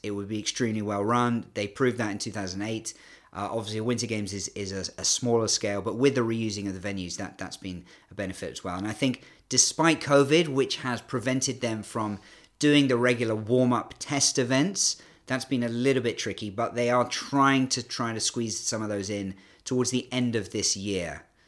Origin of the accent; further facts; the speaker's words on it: United Kingdom; accent: British; moved away as an adult; also born or lived in Canada; now in China; despite my British accent, I'm actually half Canadian